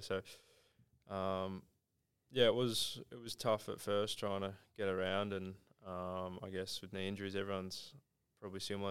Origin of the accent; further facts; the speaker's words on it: Mount Gambier, South Australia, Australia; also born or lived in Adelaide; now in Geelong, Australia; Growing up in Mount Gambier